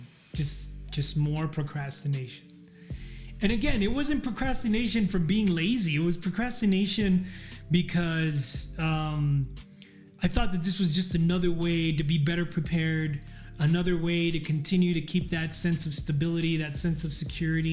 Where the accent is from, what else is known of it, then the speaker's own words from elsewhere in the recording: El Paso, Texas, United States; my hometown of El Paso